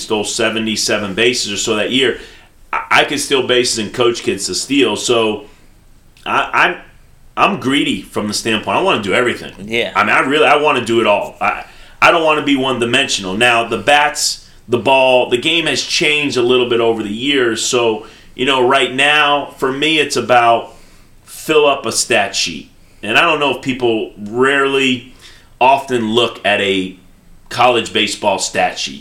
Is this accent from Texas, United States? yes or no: no; New York, United States; moved away as an adult; also born or lived in the South; I'm I am from New York